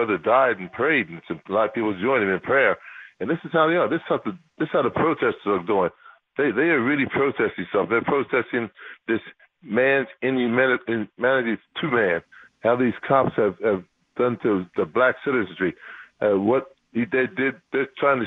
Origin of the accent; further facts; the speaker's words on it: New Jersey, United States; I come from New Jersey, one of the most liberal states in the union